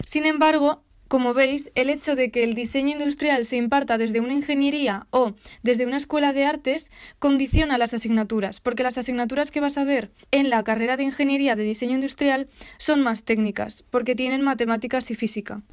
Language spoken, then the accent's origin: Spanish; Aragon, Spain; yo soy de Aragón y yo quiero estudiar en Aragón